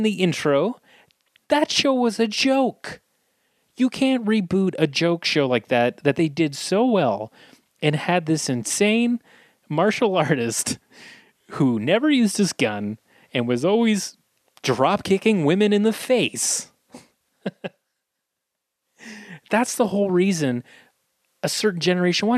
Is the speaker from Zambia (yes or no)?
no; Scotland, United Kingdom; I'm Scottish